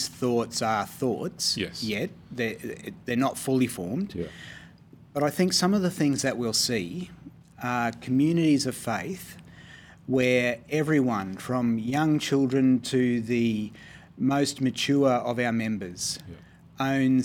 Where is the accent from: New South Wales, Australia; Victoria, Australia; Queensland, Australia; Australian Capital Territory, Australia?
Queensland, Australia; being a Queenslander myself